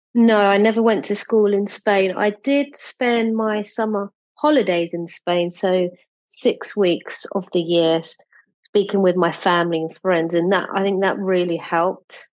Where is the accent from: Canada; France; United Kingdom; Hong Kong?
United Kingdom; first language English; My native language is English, as I as I grew up in the UK.